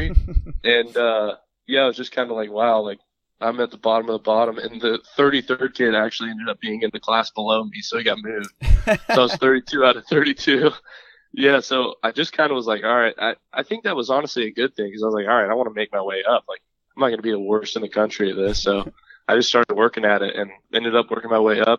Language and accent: English; Las Vegas, Nevada, United States; moved away as an adult; also born or lived in Fort Myers, Florida; I'm from Las Vegas, Nevada